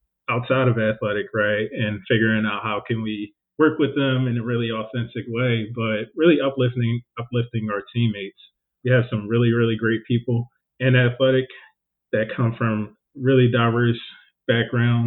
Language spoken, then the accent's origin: English; Philadelphia, Pennsylvania, United States; Growing up in Philly in a super diverse community